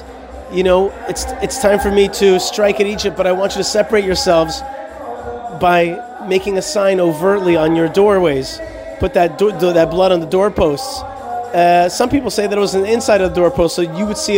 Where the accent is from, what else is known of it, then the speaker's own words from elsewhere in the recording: Israel; I'm from Israel.